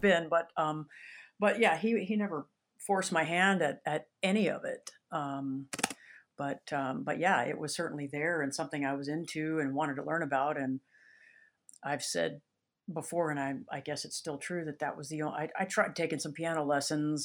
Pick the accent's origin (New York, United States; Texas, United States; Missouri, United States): Texas, United States; Dripping Springs; now in Austin, United States; I was born in Austin, lived here I live in Austin now. I, I've lived here till I was about three or s, three or four, and then we moved out to Dripping Springs, Texas